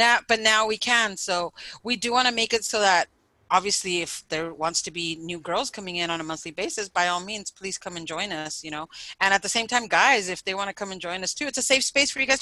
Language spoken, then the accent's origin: English; San Diego, California, United States; Barrio, you know, where I grew up